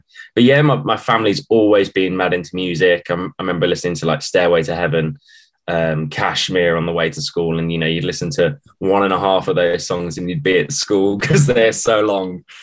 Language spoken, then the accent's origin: English; Wolverhampton, West Midlands, United Kingdom; we're from Wolverhampton